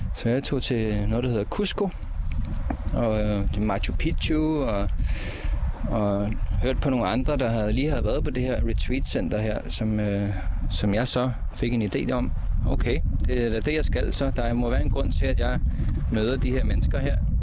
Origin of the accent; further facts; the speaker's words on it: Copenhagen, Capital Region of Denmark, Denmark; moved away as an adult; jeg er fra Amager